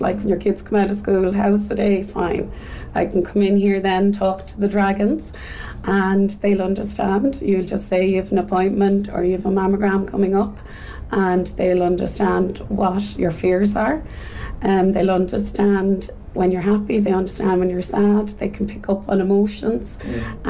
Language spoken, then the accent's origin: English; Dublin, Leinster, Ireland; now in Cork, Ireland; I am originally from Dublin, but I'm here in Cork for the last 20 odd years.